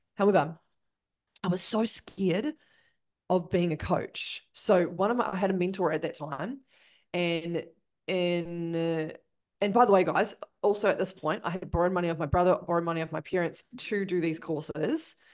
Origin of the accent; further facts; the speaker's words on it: Christchurch, Canterbury, New Zealand; I'm from Christchurch.